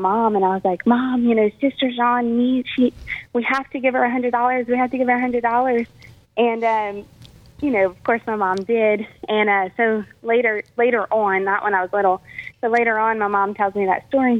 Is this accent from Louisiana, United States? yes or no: yes; Eunice, Louisiana, United States; I'm originally from Eunice, Louisiana, and I went to St. Ed's as a St. Ed's Catholic school as a child